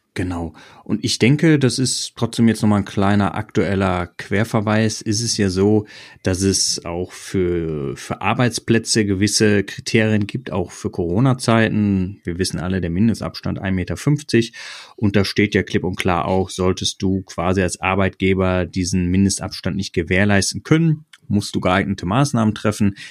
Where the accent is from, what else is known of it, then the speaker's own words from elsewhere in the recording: North Rhine-Westphalia, Germany; Wir kommen ja beide aus Nordrhein-Westfalen